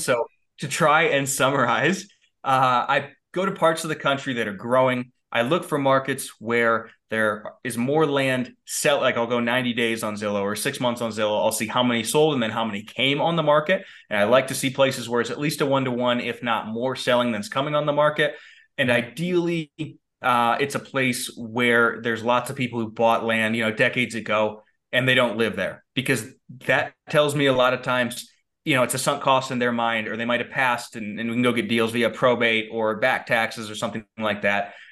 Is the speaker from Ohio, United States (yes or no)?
yes; Valley City, Medina, Litchfield area, Ohio, United States; now in Colorado Springs, United States; I grew up in a, in a cornfield in Ohio